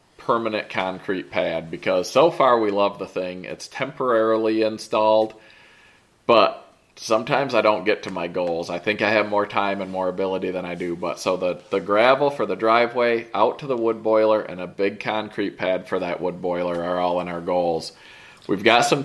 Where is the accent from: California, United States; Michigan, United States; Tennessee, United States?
Michigan, United States; we grew up in Michigan